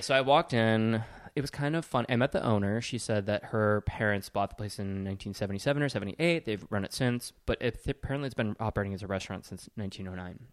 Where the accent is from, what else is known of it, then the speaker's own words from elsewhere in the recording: Sheboygan, Wisconsin, United States; I am from Sheboygan